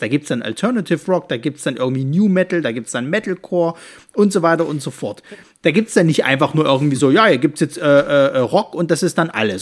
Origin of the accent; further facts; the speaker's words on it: Leipzig, Saxony, Germany; bei uns in Leipzig